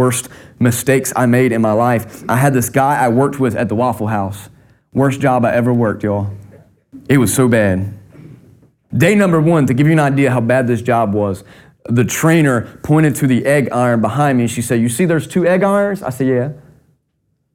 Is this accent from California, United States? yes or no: no; North Carolina, United States; I grew up in North Carolina